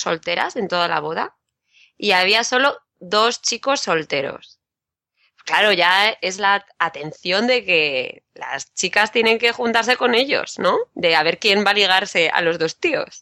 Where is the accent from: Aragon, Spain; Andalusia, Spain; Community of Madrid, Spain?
Community of Madrid, Spain; Madrid; de Madrid